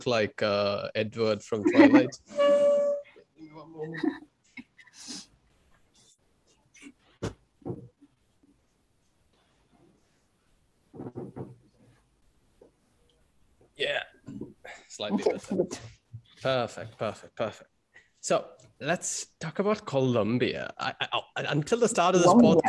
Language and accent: English; Kochi, Kerala, India; now in Russia; I'm like a Kochi for life person. I'm like, I'm from Kochi before I'm from India